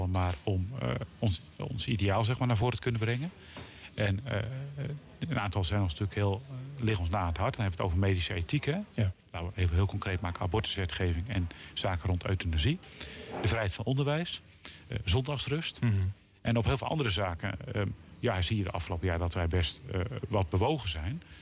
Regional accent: Elspeet, Gelderland, Netherlands; also born or lived in Harderwijk / The Hague; ik kom van de Veluwe. Mhm. En ik, ken het goed. Daar ben ik geboren en in Elspet ja. helemaal opgegroeid. Dat Harderwijk was in het ziekenhuis.

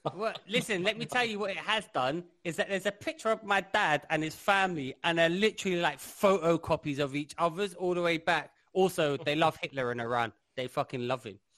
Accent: London, United Kingdom; I grew up in London

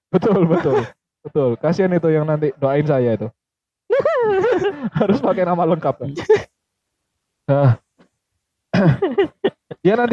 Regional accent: Central Java, Indonesia; kebetulan saya datang dari Jawa Tengah, London.

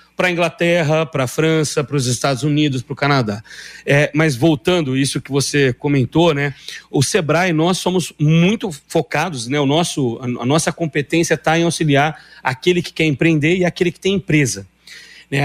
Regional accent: Ribeirão Preto, São Paulo, Brazil; now in Paraná, Brazil; Eu sou de Ribeirão Preto, São Paulo, moro aqui desde 2000

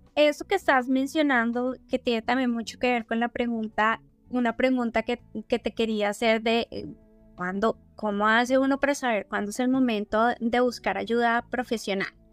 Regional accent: Colombia; si tú y yo como colombianas criamos niñas hoy en día en Colombia

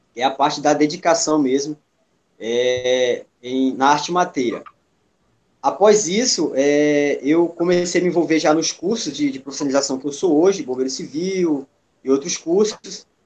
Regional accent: Bragança, Pará, Brazil; moved away as an adult; now in Belém, Brazil; na região que eu nasci, em Bragança, quando a gente fala interior aqui no Pará

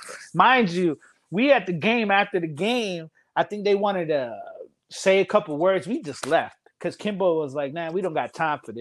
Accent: East Coast, United States; we're from the East Coast, where it's from D.C., Maryland, Virginia

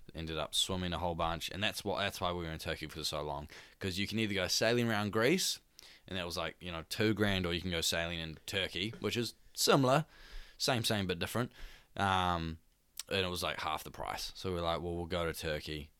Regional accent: Devonport, Auckland, New Zealand; for all three of us, we come from Devonport

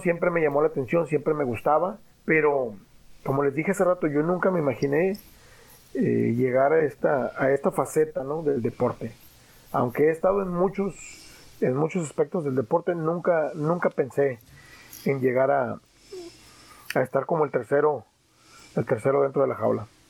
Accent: Tijuana, Baja California, Mexico; soy hijo, soy padre y soy tijuanense

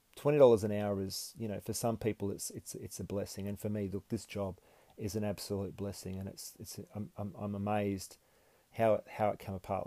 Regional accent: Perth, Western Australia, Australia; also born or lived in Gold Coast; When I moved back to Perth from the Gold Coast

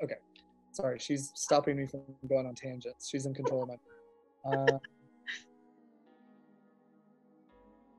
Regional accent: Modesto, California, United States; I'm from California

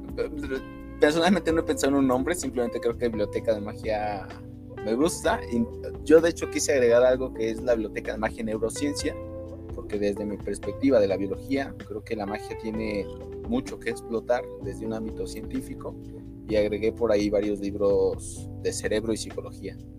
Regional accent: Mexico City, Mexico; Yo soy de aquí Ciudad de México. Mm, eh, toda mi vida he estado en Ciudad de México.

